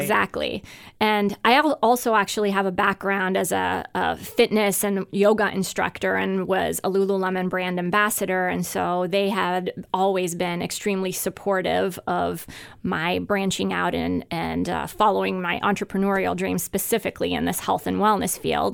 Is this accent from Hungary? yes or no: yes; Hungary; moved away; I grew up in Hungary